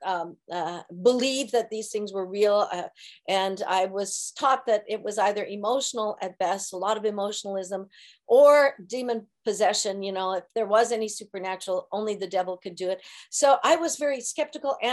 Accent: Kelowna, British Columbia, Canada; moved away as an adult; now in Santa Maria, United States; in Kelowna, British Columbia, where we're from

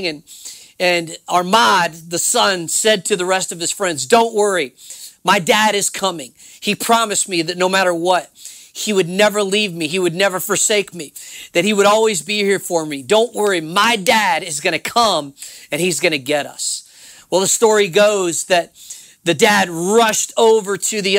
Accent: New Orleans, Louisiana, United States; I'm from New Orleans, Louisiana

